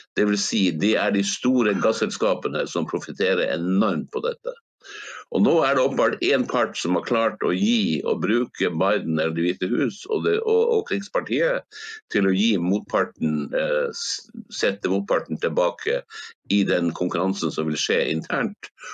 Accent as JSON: {"language": "Norwegian", "town": "Hammerfest", "region": "Finnmark", "country": "Norway", "tie": "born or raised there", "moved": "yes", "lives_now": "Spain", "said": "min hjemby Hammerfest"}